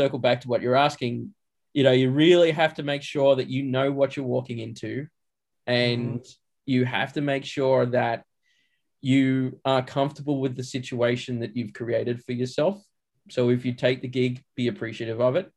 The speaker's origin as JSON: {"language": "English", "country": "Australia", "moved": "yes", "lives_now": "Los Angeles, United States", "said": "I'm Australian. I live here"}